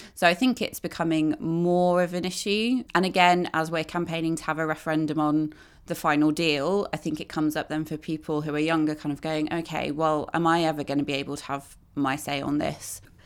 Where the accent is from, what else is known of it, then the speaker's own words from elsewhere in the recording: Midlands, United Kingdom; I grew up in the Midlands